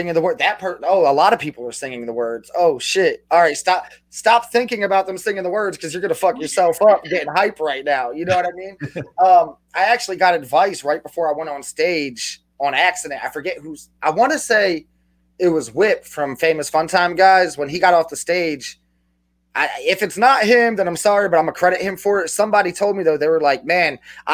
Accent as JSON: {"language": "English", "region": "New Jersey", "country": "United States", "said": "I'm from New Jersey. I'm real close to New York"}